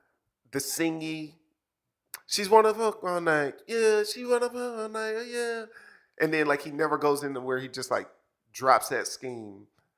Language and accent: English; New York, United States; I'm from New York.